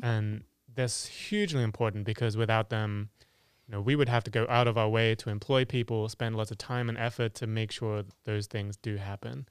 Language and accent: English; England, United Kingdom; born or raised there; moved away